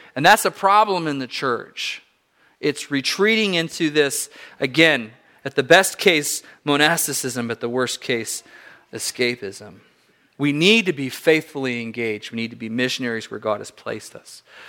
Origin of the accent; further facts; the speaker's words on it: Southern California, United States; my parents were missionaries in Southern California